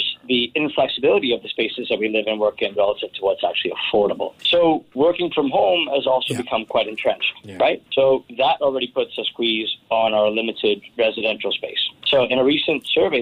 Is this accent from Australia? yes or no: no; Vancouver, British Columbia, Canada; also born or lived in Kitsilano; now in Singapore; I am from Vancouver, Canada